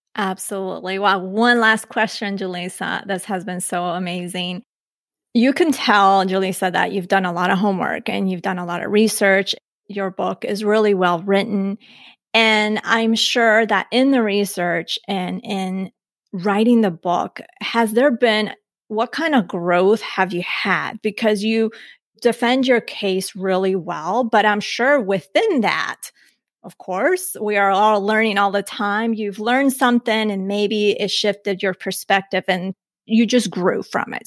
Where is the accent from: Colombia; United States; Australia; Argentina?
Colombia; moved away; born outside of the country, I was born in Colombia, but I was born an American citizen